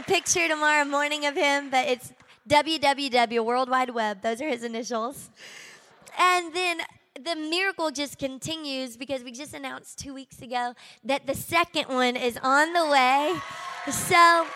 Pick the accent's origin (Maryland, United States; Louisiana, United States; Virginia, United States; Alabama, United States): Louisiana, United States; Shreveport; accent: southern; moved away as an adult; now in Miami, United States; I'm from Shreveport, Louisiana. Can you tell at all? I've got this southern accent that doesn't seem to leave me, even though I've been in Miami for 13 years